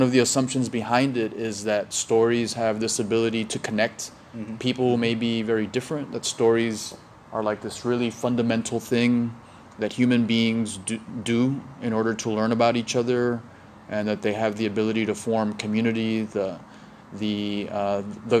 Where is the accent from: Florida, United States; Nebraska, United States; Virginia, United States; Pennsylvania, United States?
Florida, United States; Miami; I'm from Miami.